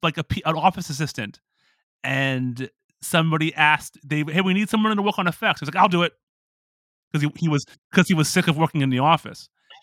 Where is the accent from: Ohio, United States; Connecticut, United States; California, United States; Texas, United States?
Ohio, United States; Toledo; moved away as an adult; also born or lived in Pittsburgh; now in Japan; I grew up in Toledo, and then I moved to Pittsburgh.